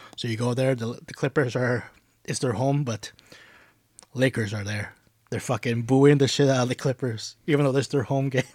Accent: Canada; I'm from Canada

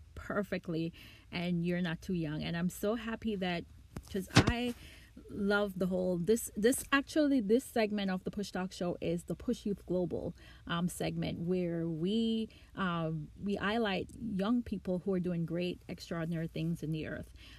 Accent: Jamaica; I'm Jamaican

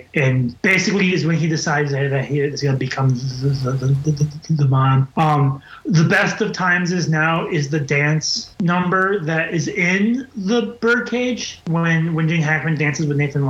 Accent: Wisconsin, United States; We're all from Wisconsin, people.

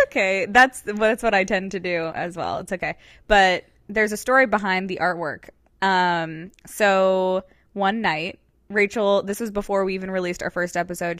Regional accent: Georgia, United States; also born or lived in Connecticut / Orange County, California; now in Los Angeles, United States; I was born and raised in Georgia

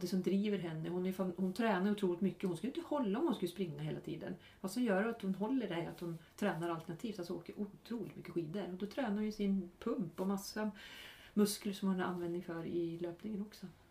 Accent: Norrland, Sweden; moved away; både du och jag är från Norrland

